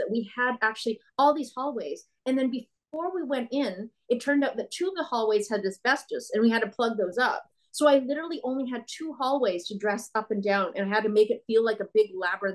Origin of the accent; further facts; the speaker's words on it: Manitoba, Canada; I'm from Manitoba myself.